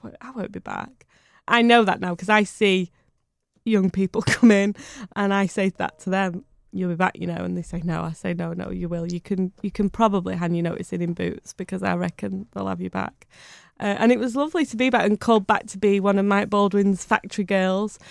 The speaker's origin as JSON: {"language": "English", "town": "Bury", "region": "North West England", "country": "United Kingdom", "tie": "born or raised there", "said": "I was born in Bury"}